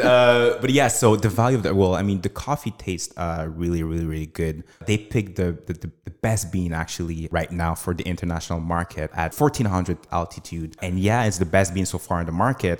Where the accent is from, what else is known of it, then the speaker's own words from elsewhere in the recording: Canada; I was born and raised in Canada.